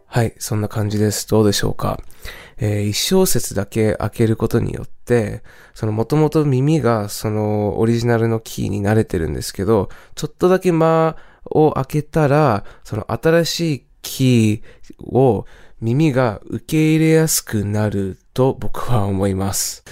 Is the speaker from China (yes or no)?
no; California, United States; moved away; 僕もともとカリフォルニア出身なんですが